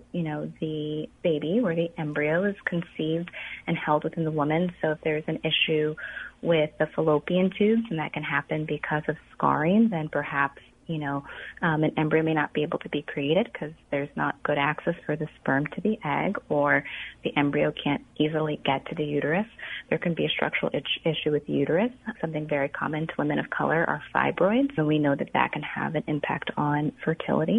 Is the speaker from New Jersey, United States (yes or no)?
no; Illinois, United States; I'm born and raised in Illinois, so this is home for me